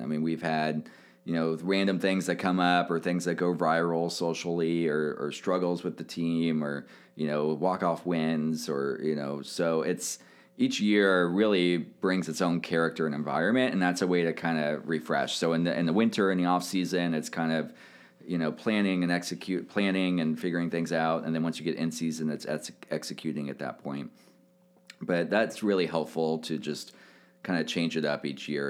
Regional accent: Kansas City, Missouri, United States; also born or lived in New York; I grew up in Kansas City

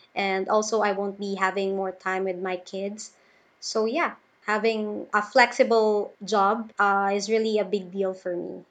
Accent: Philippines; I'm from the Philippines. So I'm in Davao City, the biggest city here in the Philippines.

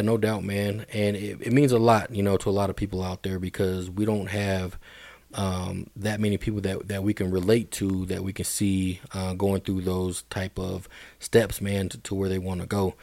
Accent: Denver, Colorado, United States; Hill Middle School, man, been a while. Um, and then East High School. I went to East as well

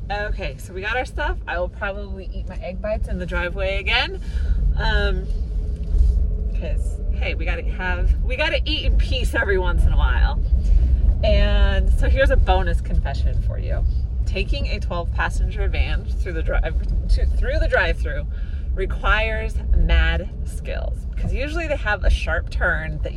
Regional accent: Seattle, Washington, United States; But for the sake of brevity, I usually just say I grew up in the Seattle area.

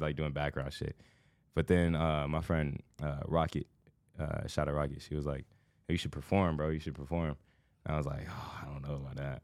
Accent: Indiana, United States; moved away as an adult; now in Los Angeles, United States; I grew up the first, like, thirteen years of my life was, like, a small town

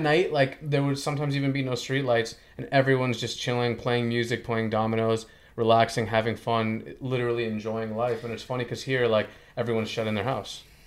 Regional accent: Ecuador; first language Spanish; English is a second language; I'm Ecuadorian, I speak, uh, Spanish fluently

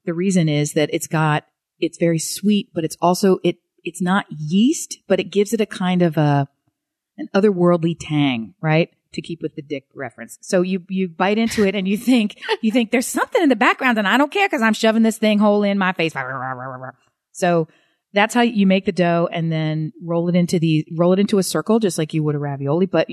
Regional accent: Philadelphia, Pennsylvania, United States; I'm from Philadelphia

